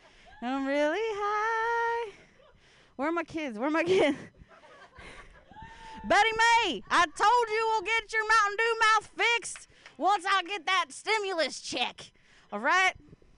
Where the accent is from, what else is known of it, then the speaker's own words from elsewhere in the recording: Ohio, United States; Like, I'm an Appalachian American. I'm from the state of Ohio.